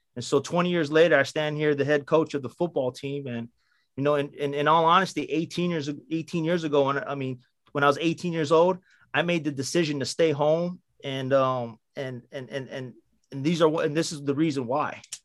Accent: Waipio Gentry, Hawaii, United States; I was born in Waipio Gentry, uh, raised in Waipio Gentry, born in the same hospitals with everybody, you know, at Kapiolani.

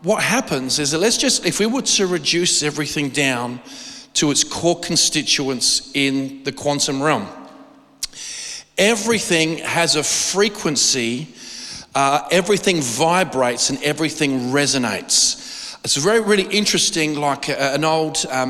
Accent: Australia

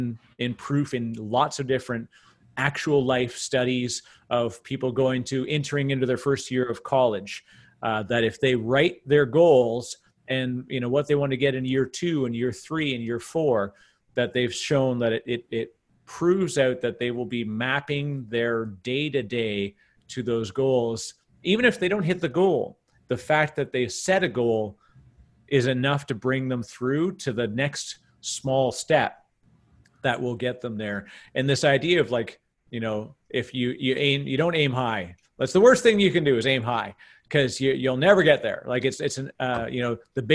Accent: Canada; accent: Canadian; he's also a fellow Canadian, I get to use my Canadian accent

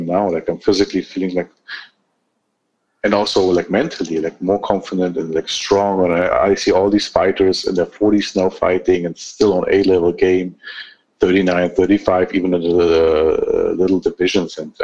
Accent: Germany; also born or lived in Armenia; I grew up in Germany. I got my education in Germany

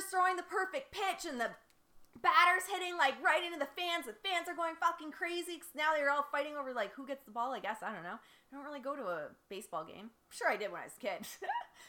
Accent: Windsor, Ontario, Canada; moved away; also born or lived in Detroit, Michigan; I grew up in Windsor, spent most of my life in Detroit.

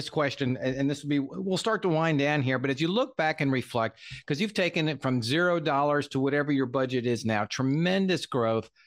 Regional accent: Franklin, United States; I'm from Franklin. I know right where her office is. I lived about a mile away back in the day. The whole family's still up there.

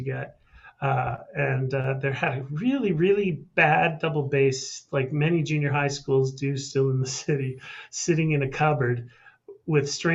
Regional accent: Calgary, Alberta, Canada; Born and raised in Calgary, Alberta.

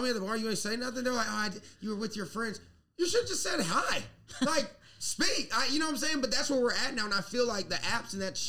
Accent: South Carolina, United States; now in New York, United States; I'm from the South, I'm from South Carolina.

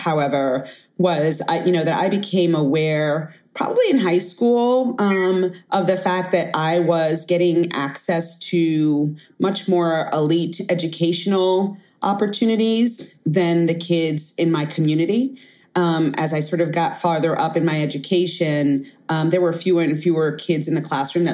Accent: New York City, New York, United States; I grew up in Bed-Stuy, or Bedford-Stuyvesant, Brooklyn, famously infamous

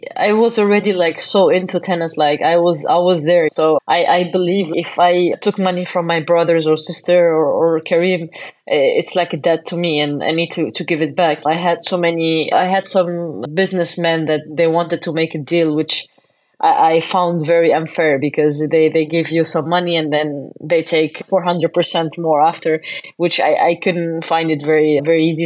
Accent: Tunisia; born or raised there

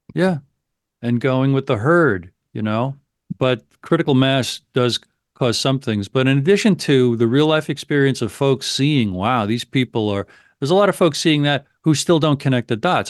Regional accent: United States; as an American

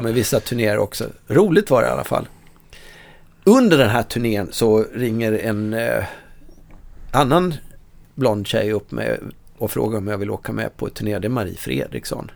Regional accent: Dalarna County, Sweden; moved away; jag kommer från Dalarna, från en, en brännvinskultur.

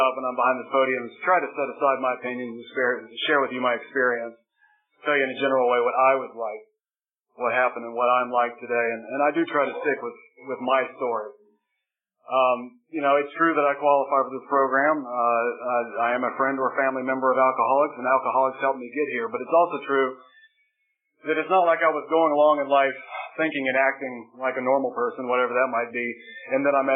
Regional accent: Charlotte, North Carolina, United States; I was born in Charlotte, North Carolina

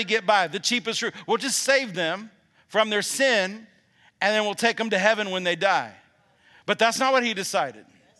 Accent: Alabama, United States; I'm from Alabama

